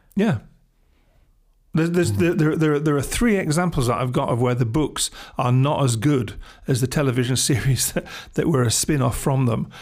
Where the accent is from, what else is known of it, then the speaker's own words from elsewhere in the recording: England, United Kingdom; being English